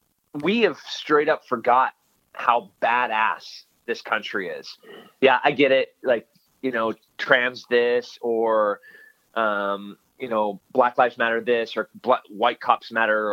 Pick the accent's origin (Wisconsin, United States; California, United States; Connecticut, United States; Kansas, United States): California, United States; Podunkville, Central California.